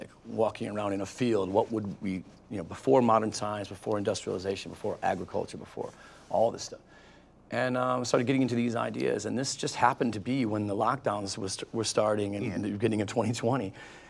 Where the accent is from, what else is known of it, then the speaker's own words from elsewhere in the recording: Detroit, Michigan, United States; We came from Detroit.